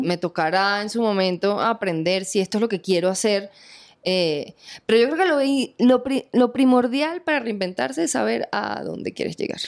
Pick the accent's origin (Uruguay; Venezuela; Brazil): Venezuela; moved away as an adult; now in Colombia; mi tierra, Venezuela